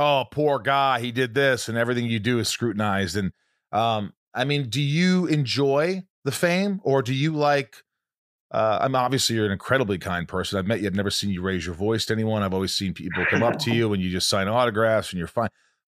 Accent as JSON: {"language": "English", "region": "Indiana", "country": "United States", "tie": "born or raised there", "said": "I grew up in Indiana"}